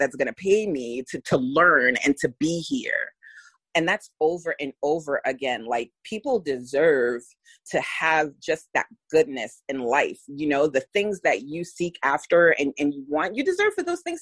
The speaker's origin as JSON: {"language": "English", "town": "New York City", "region": "New York", "country": "United States", "tie": "born or raised there", "moved": "as an adult", "lives_now": "St. Petersburg, United States", "said": "we were born and raised in the Bronx."}